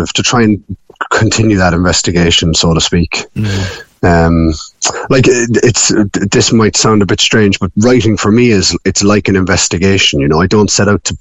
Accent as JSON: {"language": "English", "town": "Passage West", "region": "Munster", "country": "Ireland", "tie": "born or raised there", "also_born_or_lived": "Galway / Dublin / London / Catalonia", "moved": "as an adult", "lives_now": "Passage West, Ireland", "said": "So I grew up in Passage"}